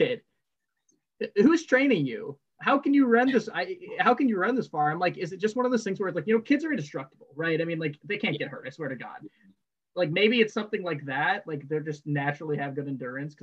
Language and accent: English; Northwest Indiana, United States; I'm from Northwest Indiana